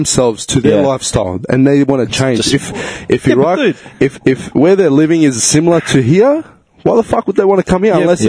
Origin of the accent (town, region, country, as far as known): Victoria, Australia